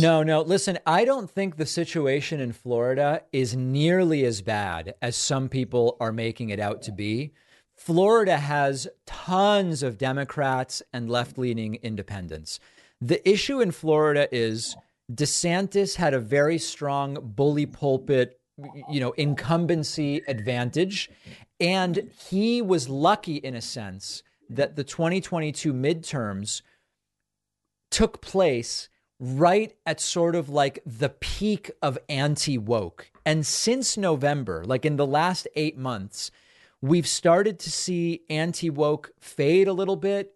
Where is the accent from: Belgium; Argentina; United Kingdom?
Argentina; now in United States; I was born in Argentina.